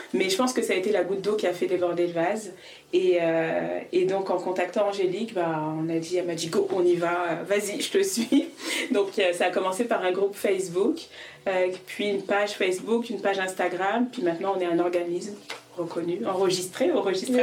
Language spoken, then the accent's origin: French; Paris, Île-de-France, France; accent: French; moved away as an adult; also born or lived in Dakar, Senegal; now in Quebec, Canada; J'ai un bel accent français parce que je suis née à Paris, mais je suis d'origine sénégalaise et malienne